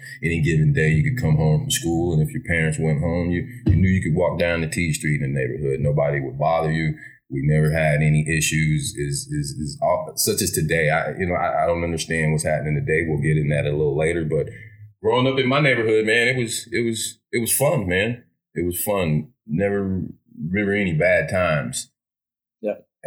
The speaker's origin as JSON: {"language": "English", "town": "Lincoln", "region": "Nebraska", "country": "United States", "tie": "born or raised there", "said": "my 80s, 90s, growing up in North Lincoln."}